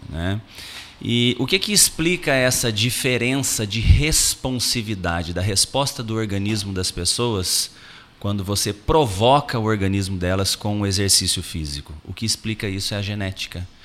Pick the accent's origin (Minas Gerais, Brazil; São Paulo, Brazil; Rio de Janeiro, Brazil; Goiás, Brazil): Minas Gerais, Brazil; Itajubá; accent: mineiro; eu ainda digo assim, eu venho de uma cidadezinha desse tamaninho lá no interior de, interior de Minas Gerais, ainda brinco, né?